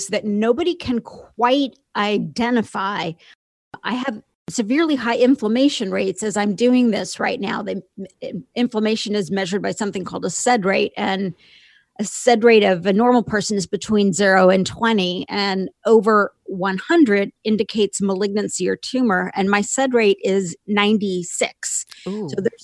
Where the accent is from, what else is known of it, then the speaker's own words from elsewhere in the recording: Indiana, United States; I grew up in a small town in Indiana